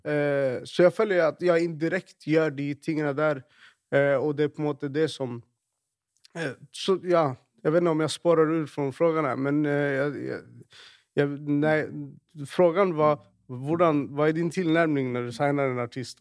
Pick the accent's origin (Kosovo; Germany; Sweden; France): Sweden; Stockholm, Stockholm County; now in Norway; jeg vokste opp i, i, i Rinkeby